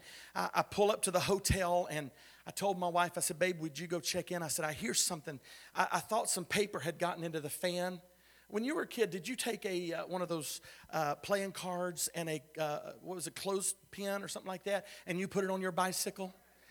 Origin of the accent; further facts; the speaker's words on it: Philippines; also born or lived in Texas; I said, no, I'm from Texas. I was raised in the Philippines. My parents were missionaries there.